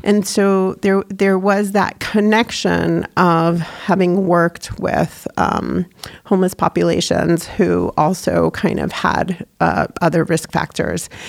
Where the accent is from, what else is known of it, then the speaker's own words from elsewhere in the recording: New York, United States; moved away as an adult; now in New Hampshire, United States; I grew up in New York